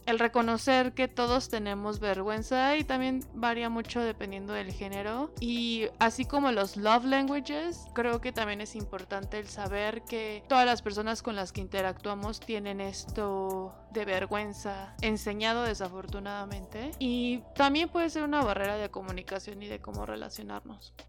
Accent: Mexico; como mexicanos, latinos

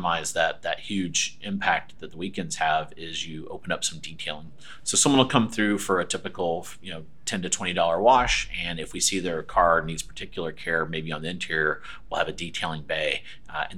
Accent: Aiken, South Carolina, United States; moved away as an adult; also born or lived in Connecticut; now in Raleigh, United States; I am from South Carolina, a little town called Aiken

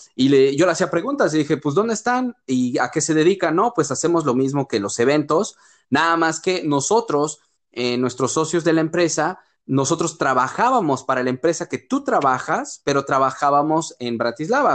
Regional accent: Mexico; moved away as an adult; also born or lived in Europe; nunca me sentí más orgulloso, güey, de ser mexicano

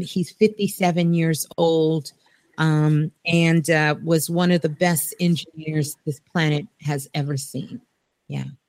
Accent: New York City, New York, United States; Brooklyn, actually. I was born in Brooklyn. I'm a Brooklyn girl

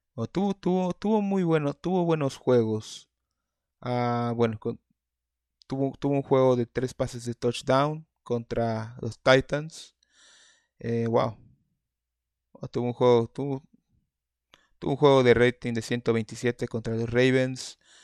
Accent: Mexico; Yo, yo soy, somos mexicanos

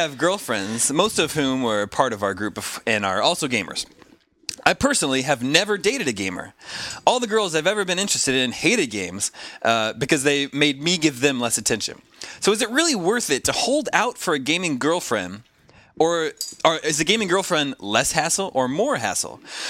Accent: Kansas, United States; I am from Kansas.

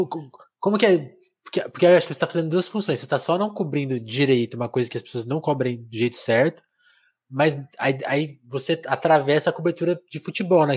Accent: São Paulo, Brazil; eu sou de São Paulo, eu, eu sou paulistano oficialmente

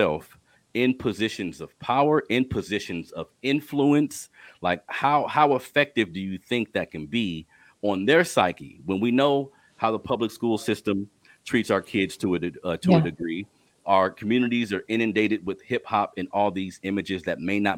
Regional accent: Sacramento, California, United States; I grew up here in Sacramento in an urban community

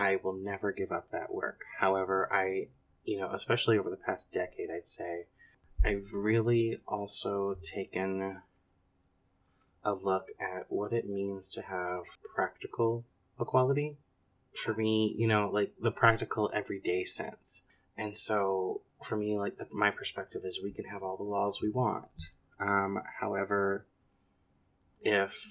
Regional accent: central Louisiana, United States; moved away as an adult; also born or lived in North Carolina / Thibodaux, Louisiana / Virginia; I was born in North Carolina, but grew up in central Louisiana

